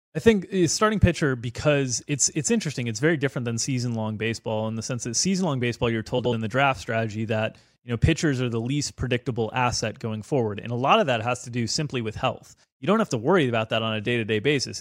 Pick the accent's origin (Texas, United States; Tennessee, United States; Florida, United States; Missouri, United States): Florida, United States; South; I grew up in South Florida, and I'm from South Florida, but my family is from Chicago originally